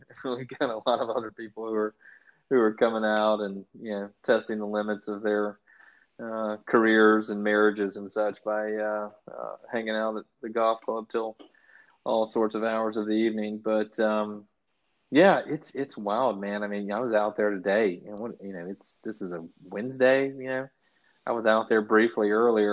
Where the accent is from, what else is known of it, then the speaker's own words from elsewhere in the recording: Tallahassee, Florida, United States; my hometown, Tallahassee, Florida